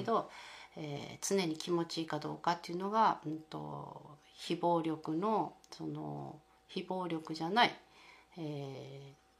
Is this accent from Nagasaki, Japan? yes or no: yes; Sasebo, Nagasaki, Japan; moved away as an adult; also born or lived in Netherlands / Australia; この長崎県佐世保市に、 えー、生まれ育って